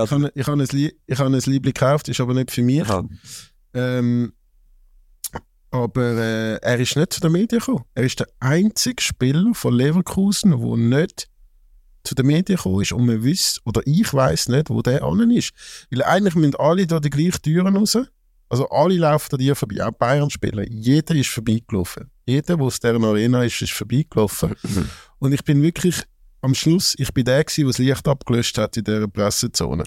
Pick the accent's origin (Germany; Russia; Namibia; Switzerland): Switzerland; Zurich; als Zürcher